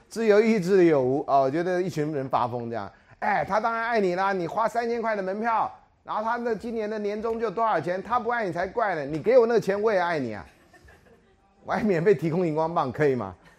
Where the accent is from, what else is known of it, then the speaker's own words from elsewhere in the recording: Taiwan; 我们台湾人